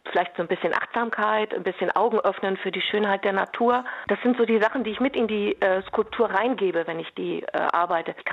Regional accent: North Rhine-Westphalia, Germany; Also wir kommen aus dem Ruhrgebiet.

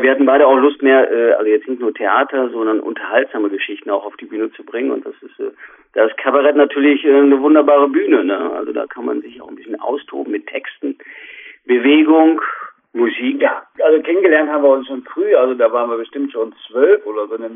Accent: Minden, North Rhine-Westphalia, Germany; aus Minden, das ist also ja. quasi der nordöstlichste Zipfel von Westfalen, wird nur umrundet von Niedersachsen.

